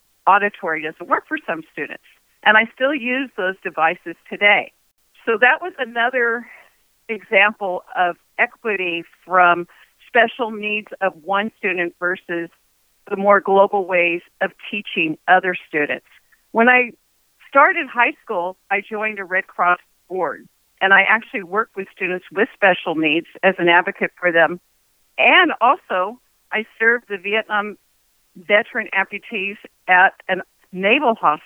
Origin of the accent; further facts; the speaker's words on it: Oakland, California, United States; I'm from Oakland, California